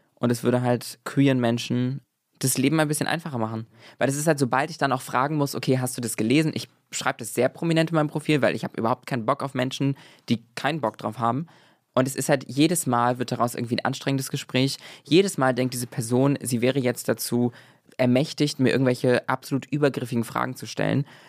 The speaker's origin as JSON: {"language": "German", "country": "Germany", "moved": "yes", "lives_now": "Berlin, Germany", "said": "ich komme aus der Nähe von Hamburg"}